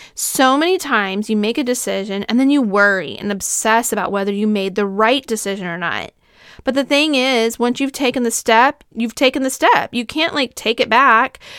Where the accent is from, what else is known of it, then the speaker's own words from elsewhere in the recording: Southern California, United States; I grew up in Southern California